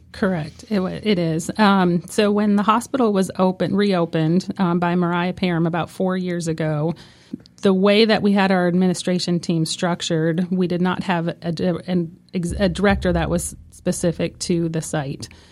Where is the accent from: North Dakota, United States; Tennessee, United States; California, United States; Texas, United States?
North Dakota, United States; moved away as an adult; now in Franklin County, North Carolina, United States; I'm from North Dakota